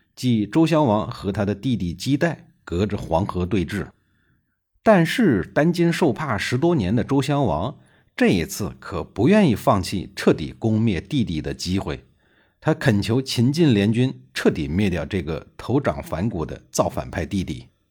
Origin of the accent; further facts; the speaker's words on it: China; 我们中国人